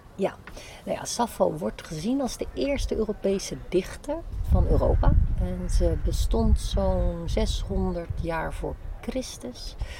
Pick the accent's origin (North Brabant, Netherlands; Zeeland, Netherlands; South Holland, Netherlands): Zeeland, Netherlands; moved away as an adult; also born or lived in Delft; now in Amsterdam, Netherlands; Zeeuws getogen